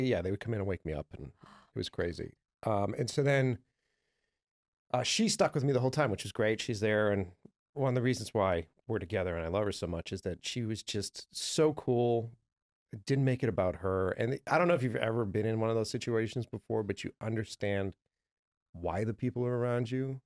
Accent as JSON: {"language": "English", "town": "Boston", "region": "Massachusetts", "country": "United States", "said": "I'm from Boston, from the East Coast"}